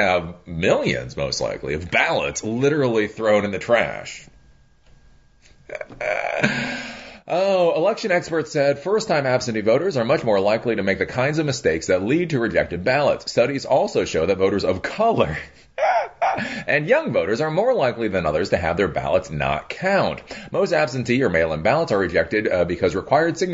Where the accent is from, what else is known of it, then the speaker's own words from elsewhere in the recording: Maryland, United States; Maryland, my home state